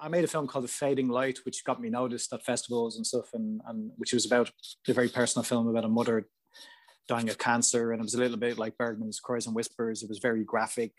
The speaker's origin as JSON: {"language": "English", "country": "Ireland", "said": "in Ireland, where I'm from, everything's really small"}